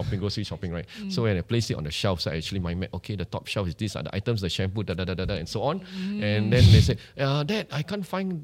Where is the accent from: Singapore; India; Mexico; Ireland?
Singapore; We are still being a Singaporean, we still have the shyness